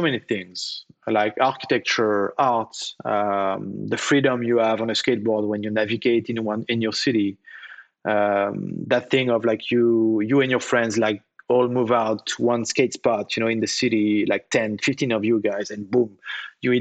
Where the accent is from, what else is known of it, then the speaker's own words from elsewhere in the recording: Nantes, Pays de la Loire, France; we have a beautiful park in my hometown in Nantes